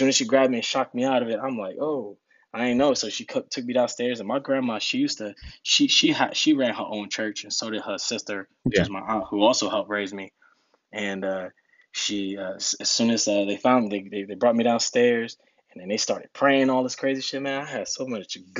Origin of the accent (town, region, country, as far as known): Rahway, New Jersey, United States; born or raised there; English is a second language; also born or lived in Newark, New Jersey / Dominican Republic